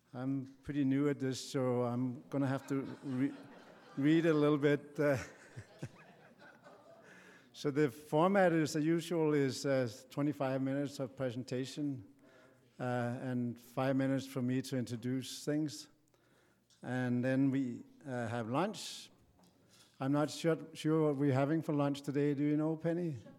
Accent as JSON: {"language": "English", "country": "Denmark", "tie": "born or raised there", "moved": "yes", "said": "my home country, Denmark"}